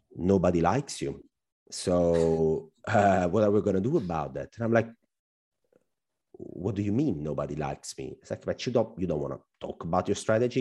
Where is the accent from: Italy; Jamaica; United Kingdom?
Italy; accent: Al Pacino accent; English is a second language; also born or lived in northern Italy; we Italians are not very well known to speak fluent English